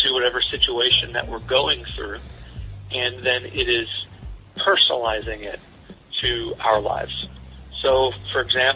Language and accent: English; Southern Missouri, United States; I was raised in Southern Missouri